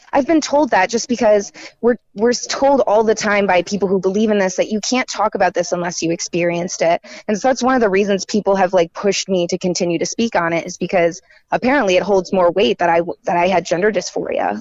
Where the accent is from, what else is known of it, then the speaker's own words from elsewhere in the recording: Raleigh, North Carolina, United States; I'm more local. I'm from Raleigh.